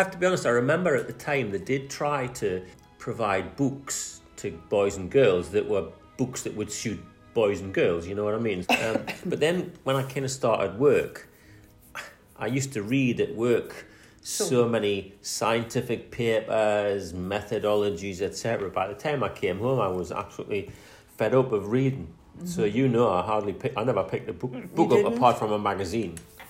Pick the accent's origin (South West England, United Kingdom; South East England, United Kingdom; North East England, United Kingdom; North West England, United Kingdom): North East England, United Kingdom; North Seaton Colliery; born there; You know, I was born in North Seaton Colliery.